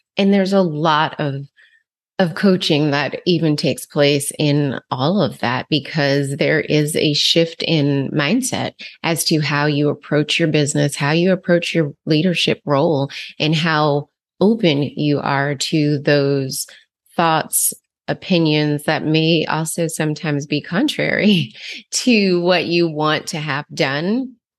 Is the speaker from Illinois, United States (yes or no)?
no; New Jersey, United States; where I grew up in New Jersey